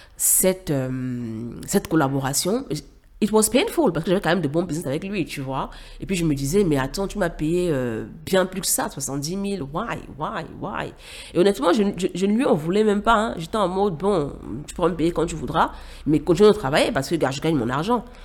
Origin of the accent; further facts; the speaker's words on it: Cameroon; moved away as an adult; also born or lived in Douala, Cameroon / Yaoundé, Cameroon; now in Dakar, Senegal; j'ai quitté le Cameroun pour le Sénégal, à Dakar, où j'ai rejoint ma grande sœur